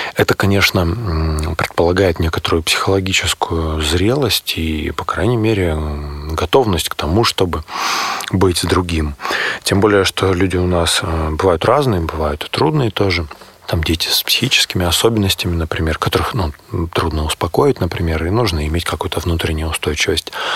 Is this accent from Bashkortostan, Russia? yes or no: no; Barnaul, Altai Krai, Russia; now in Moscow, Russia; в Барнауле. Это мой родной город. Я сам живу, работаю, учусь в Москве